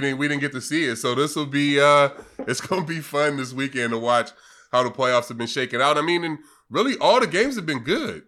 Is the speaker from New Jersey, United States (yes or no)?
no; California, United States; moved away; also born or lived in East Coast; growing up in Cali